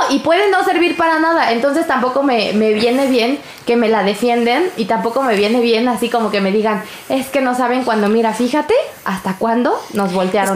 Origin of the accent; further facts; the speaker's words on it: Mexico City, Mexico; yo soy una persona de Iztapalapa.